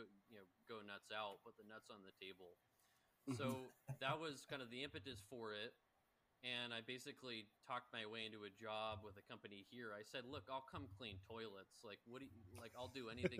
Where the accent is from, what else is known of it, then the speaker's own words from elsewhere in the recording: Northern California, United States; moved away as an adult; now in Berlin, Germany; Originally from NorCal, but lived here 10 years